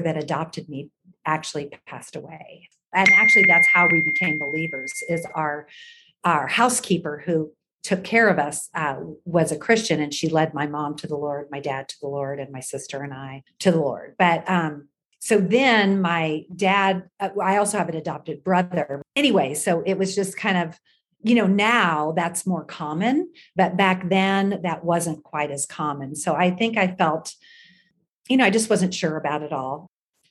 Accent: Kansas City, Missouri, United States; I grew up in Kansas City

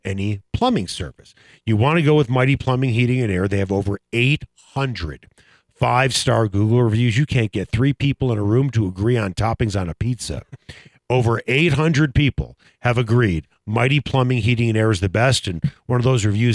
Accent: Chicago, Illinois, United States; now in Denver, United States; I'm from Chicago

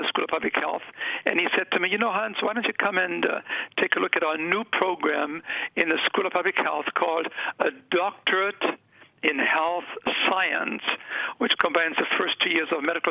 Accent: Germany; moved away as an adult; now in North America; I grew up in Germany

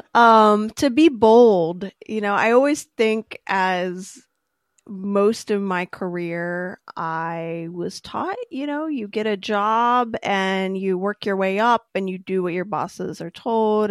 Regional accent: near Cincinnati, Ohio, United States; I grew up near Cincinnati

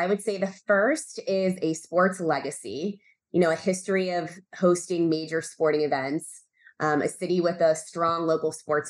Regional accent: Northern Virginia, United States; now in Baltimore, United States; I'm the Director of Sports Sales now for Visit Baltimore. And I'm from Northern Virginia, and I grew up as the oldest of three girls and one boy.

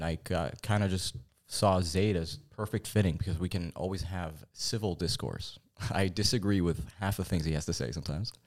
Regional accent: Fountain Valley, California, United States; also born or lived in Corona, California; born in Fountain Valley, California, actually. Um, we reside in Corona, California

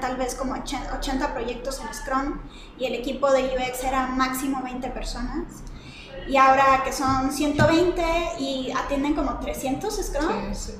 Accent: Monterrey, Nuevo León, Mexico; moved away as an adult; now in Mexico City, Mexico; soy de Monterrey, empecé siendo diseñadora gráfica, estudié ahí en el CEDIM

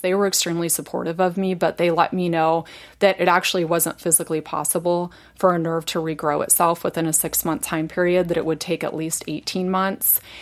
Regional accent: Indiana, United States; moved away; I was born and raised in Indiana

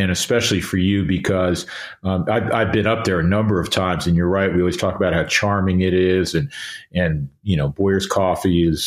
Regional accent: New York, United States; growing up in New York

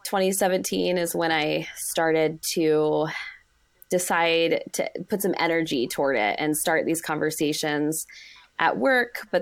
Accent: Arizona, United States; I'm from Arizona

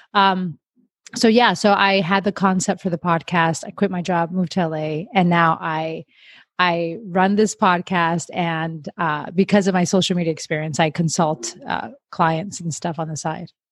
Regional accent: Miami, Florida, United States; now in Los Angeles, United States; I grew up in Miami. I moved around a bunch and now I find myself in LA.

